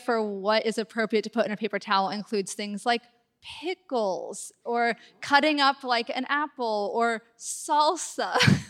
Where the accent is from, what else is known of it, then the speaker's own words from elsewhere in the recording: Mercer Island, Washington, United States; I'm from Mercer Island.